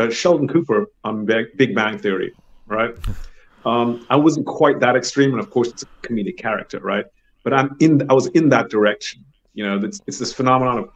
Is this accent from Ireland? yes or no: no; Germany; moved away; also born or lived in Thailand / United States / United Kingdom; been living in Germany, my home country